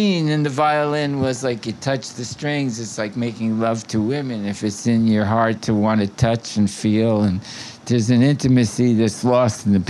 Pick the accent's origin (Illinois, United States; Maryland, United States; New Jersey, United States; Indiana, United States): New Jersey, United States; Newark; also born or lived in New York City; now in New York, United States; I was born in Newark, New Jersey